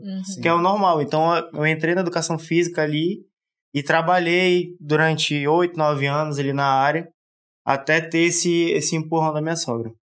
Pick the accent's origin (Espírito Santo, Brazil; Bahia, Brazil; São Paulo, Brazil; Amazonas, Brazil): Amazonas, Brazil; Manaus; Sou de Manaus.